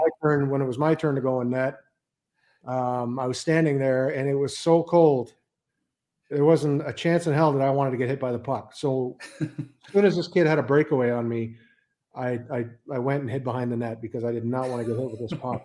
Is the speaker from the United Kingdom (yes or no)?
no; Edmonton, Alberta, Canada; also born or lived in Johannesburg, South Africa / Copenhagen, Denmark; now in United States; German that was born in South Africa, grew up in Canada, and works in the U.S.